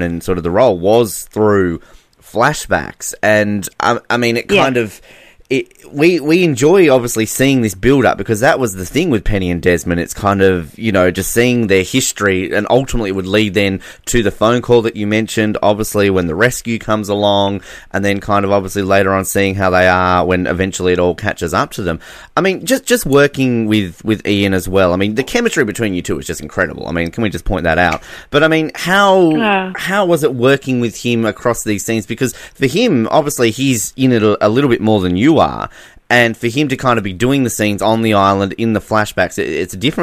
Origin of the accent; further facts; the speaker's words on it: Australia; as an Australian